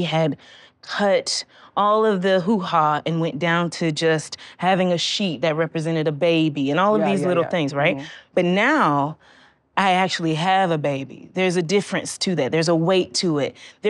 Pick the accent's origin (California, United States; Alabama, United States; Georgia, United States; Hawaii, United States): Georgia, United States; And I was born in Georgia.